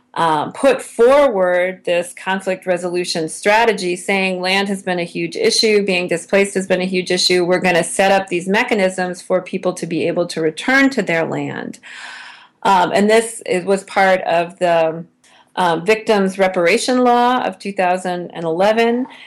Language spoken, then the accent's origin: English; United States; as an American